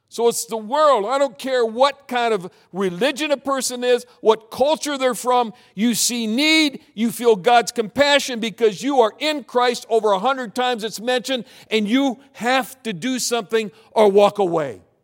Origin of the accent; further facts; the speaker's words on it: Michigan, United States; moved away; also born or lived in South Pacific / Southern California / Minneapolis; I grew up in Michigan